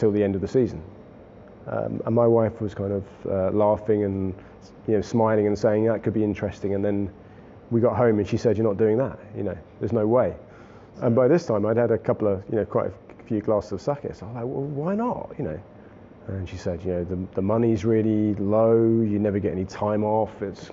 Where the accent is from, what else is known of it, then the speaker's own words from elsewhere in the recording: United Kingdom; moved away as an adult; also born or lived in Fukuoka, Japan / Tokyo, Japan; I'm British